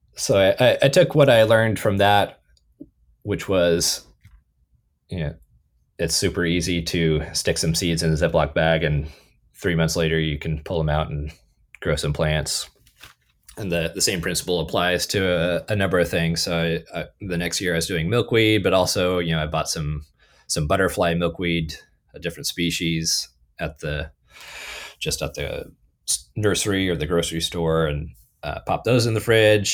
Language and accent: English; California, United States; moved away as an adult; also born or lived in Athens, Ohio; I was born and raised in California